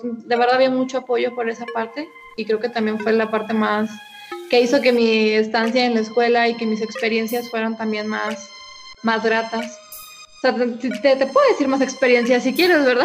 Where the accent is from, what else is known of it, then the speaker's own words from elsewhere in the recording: Guanajuato, Mexico; yo soy de, aquí de Guanajuato